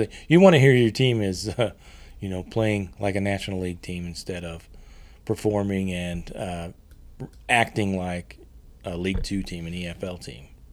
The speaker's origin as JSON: {"language": "English", "country": "United States", "said": "being an American"}